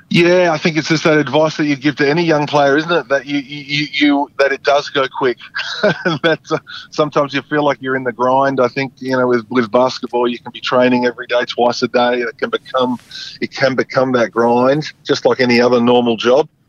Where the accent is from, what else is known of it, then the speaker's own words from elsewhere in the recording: Geraldton, Western Australia, Australia; I'm from Gerald.